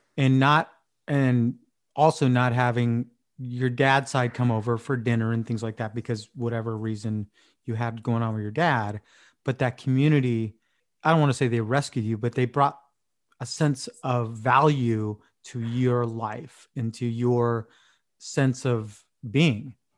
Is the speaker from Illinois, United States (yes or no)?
no; San Diego, California, United States; moved away as an adult; also born or lived in Vietnam / Escondido; I went to Boise State and I grew up in San Diego